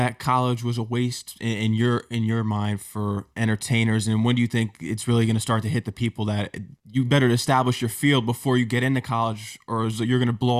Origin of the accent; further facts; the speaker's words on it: Connecticut, United States; Because I can relate to being from Connecticut.